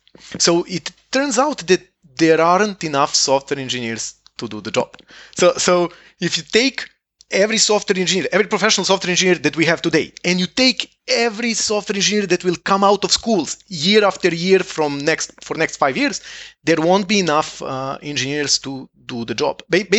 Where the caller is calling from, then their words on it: Estonia; I'm calling from Estonia